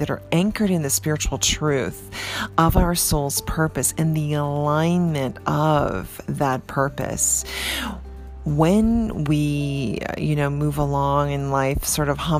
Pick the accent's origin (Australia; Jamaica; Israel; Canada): Canada; now in New York, United States; Growing up in Canada